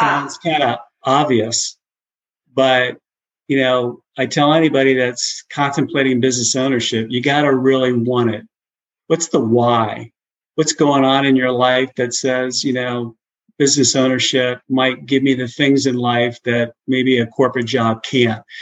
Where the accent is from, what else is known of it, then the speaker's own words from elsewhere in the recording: Cincinnati, Ohio, United States; moved away as an adult; also born or lived in Baton Rouge / Houston / Chicago; now in Tennessee, United States; I grew up in Cincinnati